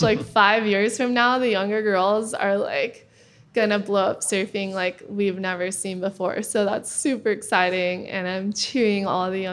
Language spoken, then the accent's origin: English; Kauai, Hawaii, United States; I grew up with her on Kauai